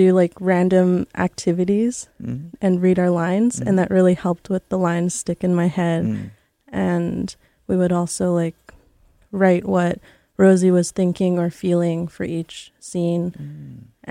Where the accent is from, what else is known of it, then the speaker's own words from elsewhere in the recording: Quatsino, British Columbia, Canada; also born or lived in Honduras; now in Vancouver, Canada; It's Quatsino. It's really close to Port Hardy on Vancouver Island